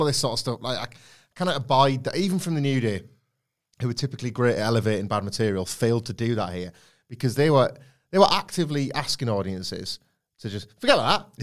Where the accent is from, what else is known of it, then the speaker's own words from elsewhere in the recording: Redditch, West Midlands, United Kingdom; Redditch, where I was born.